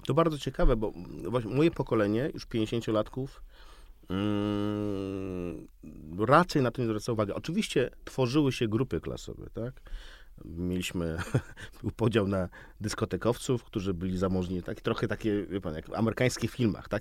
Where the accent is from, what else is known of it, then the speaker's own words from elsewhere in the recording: Białystok, Podlaskie Voivodeship, Poland; now in Warsaw, Poland; Jestem białostoczaninem, ale od 30 lat mieszkającym w Warszawie